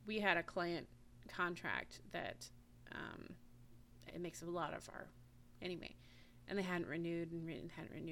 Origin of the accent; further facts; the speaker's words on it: Washington, United States; moved away; also born or lived in Alaska; I grew up in Washington State